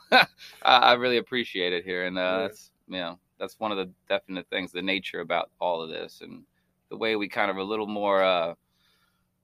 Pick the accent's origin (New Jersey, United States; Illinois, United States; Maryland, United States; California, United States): Maryland, United States; Baltimore; also born or lived in Los Angeles / New York City; now in Iowa, United States; the rat race that I knew so well growing up in Baltimore than LA than New York City